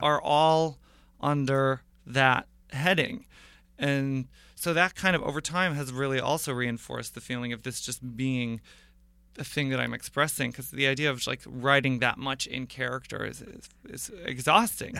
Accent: Portland, Oregon, United States; moved away as an adult; also born or lived in Sarah Lawrence College, New York; now in Brooklyn, United States; I was born in Portland, Oregon. I, I, I grew up there

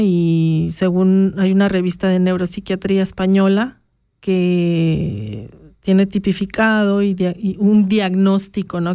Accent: Mexico; now in Switzerland; yo como mexicana

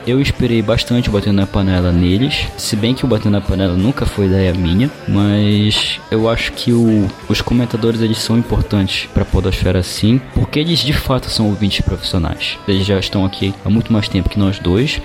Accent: Belém, Pará, Brazil; sou de Belém do Pará

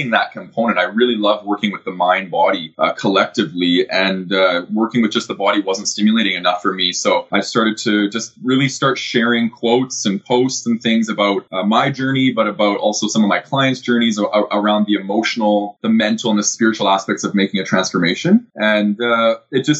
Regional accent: Calgary, Alberta, Canada; I grew up in Calgary

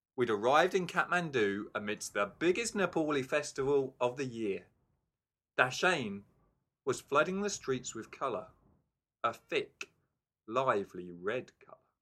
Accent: England, United Kingdom; now in Wellington, New Zealand; I'm English

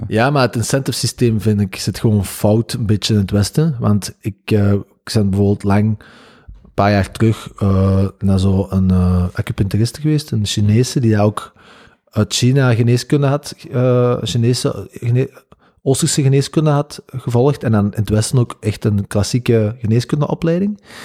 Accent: the Campine, Kempen, Belgium; bij ons in de Kempen

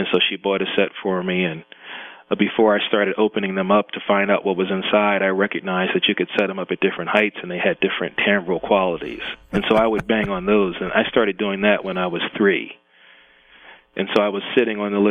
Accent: Philadelphia, Pennsylvania, United States; born or raised there; also born or lived in Brooklyn, New York / Voorhees, New Jersey

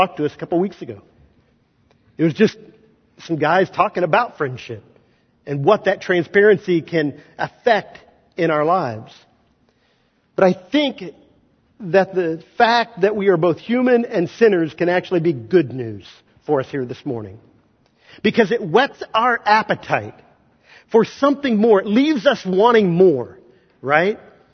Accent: Kansas, United States; moved away; I'm not from Missouri. I'm from Kansas

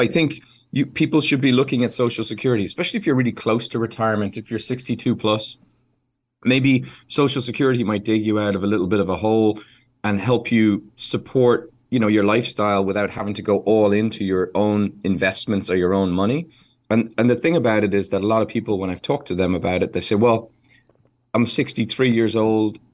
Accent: Ireland; an Irish person who loves horses

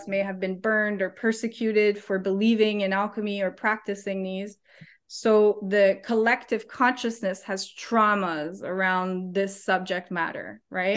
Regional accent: Canada; moved away as an adult; now in New Zealand; I'm Canadian

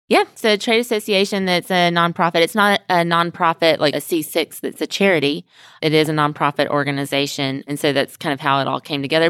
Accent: Mobile, Alabama, United States; now in Houston, United States; I live in Houston, but I'm not from Houston. I'm originally from Alabama

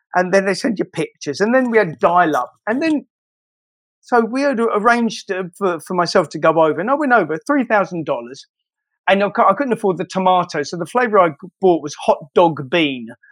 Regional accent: London, United Kingdom; I'm from Shoreditch

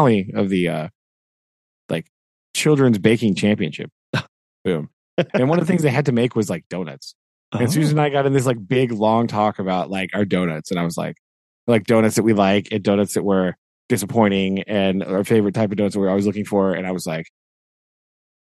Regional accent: United States; I am American

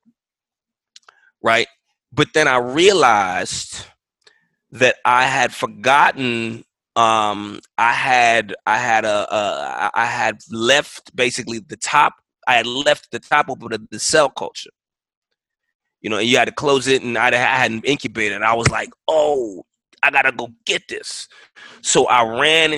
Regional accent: New York City, New York, United States; moved away; I'm from New York City. I'm from public housing.

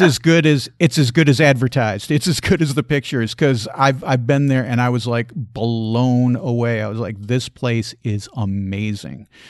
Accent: Chicago, Illinois, United States; moved away as an adult; also born or lived in Asheville, North Carolina; I grew up in the Chicago area

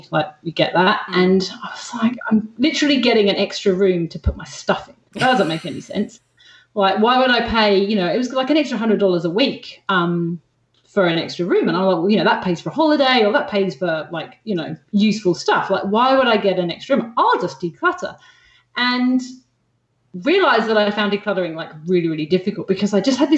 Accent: England, United Kingdom; accent: hybrid English-Australian; now in Australia; Australian, and everyone in Australia thinks I sound English. So I've got this weird kind of like

